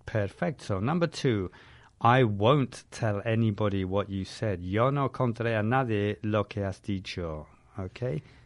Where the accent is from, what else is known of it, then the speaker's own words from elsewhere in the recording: London, United Kingdom; I'm from London.